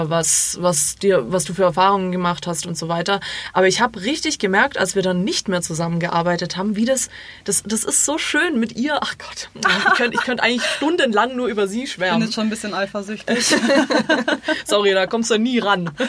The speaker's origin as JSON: {"language": "German", "country": "Croatia", "said": "ich bin Kroatin, äh, ich äh, weiß nicht, wie man Deutsch ich, ich, spricht."}